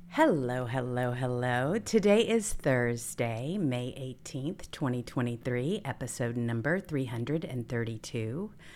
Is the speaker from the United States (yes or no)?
yes; the South, United States; We're both from the South